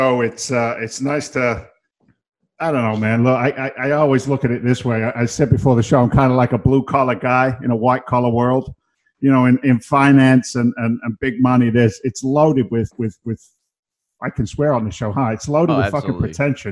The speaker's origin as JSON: {"language": "English", "region": "London", "country": "United Kingdom", "tie": "born or raised there", "moved": "as an adult", "lives_now": "Boston, United States", "said": "So I'm a working class guy from London originally. I was born in London. I grew up in England and emigrated back in '86."}